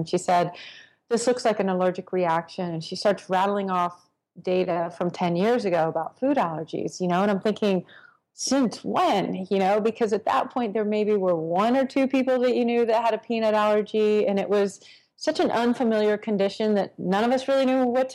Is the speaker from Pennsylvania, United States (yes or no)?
no; Texas, United States; I grew up in Texas